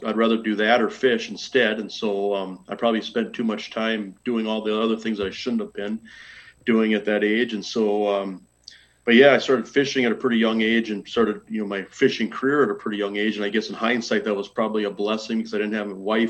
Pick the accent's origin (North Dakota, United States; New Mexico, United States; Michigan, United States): North Dakota, United States; Minot; growing up in Minot